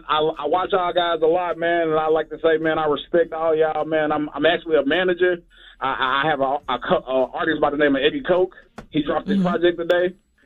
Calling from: Houston, Texas, United States; I'm calling from Houston.

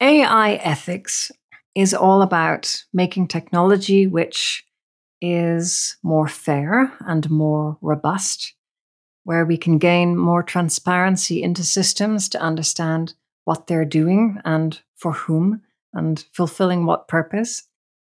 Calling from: Northern Ireland, United Kingdom; I'm coming in from Northern Ireland.

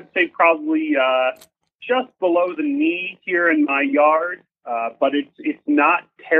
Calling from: State College, Pennsylvania, United States; I'm calling in from Central Pennsylvania, in particular State College, which is in the aptly named Center County, Pennsylvania.

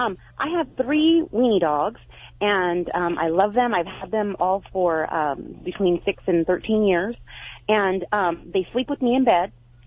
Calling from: Biola, California, United States; From Biola, California.

